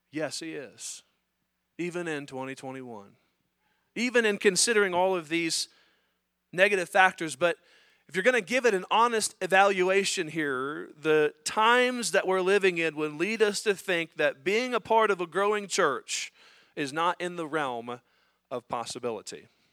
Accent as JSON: {"language": "English", "country": "United States", "said": "as Americans, as American Christians"}